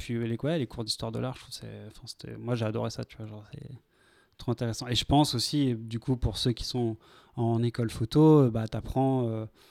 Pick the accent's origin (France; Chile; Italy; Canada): France; Vendôme, Centre-Val de Loire; ma ville natale, à Vendôme